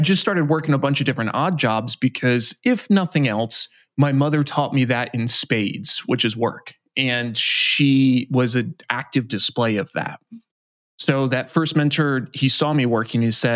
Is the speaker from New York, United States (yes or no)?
yes; New York, United States; I grew up in New York